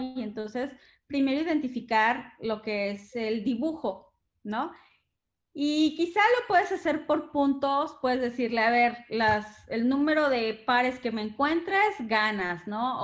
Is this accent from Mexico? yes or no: yes; Mexico; yo soy mexicana